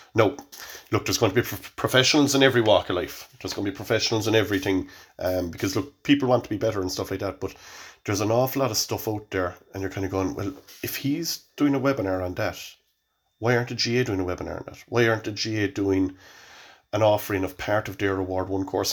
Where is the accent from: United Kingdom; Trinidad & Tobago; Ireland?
Ireland; Cork, Munster; moved away; also born or lived in Dublin; I'm from Cork, like, and I'm from Killian